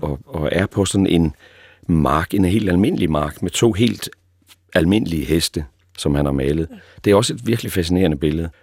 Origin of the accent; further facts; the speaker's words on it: East Jutland, Central Denmark Region, Denmark; Og nu er jeg jo selv østjyde